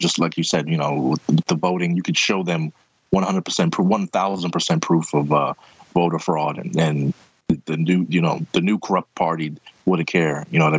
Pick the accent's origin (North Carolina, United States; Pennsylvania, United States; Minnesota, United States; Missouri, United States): Pennsylvania, United States; Philadelphia; my hometown in Kensington, Philadelphia